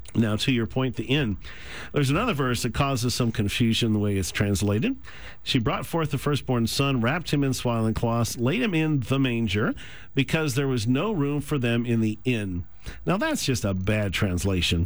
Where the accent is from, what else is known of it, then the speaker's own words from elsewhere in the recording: the South, United States; as a Southerner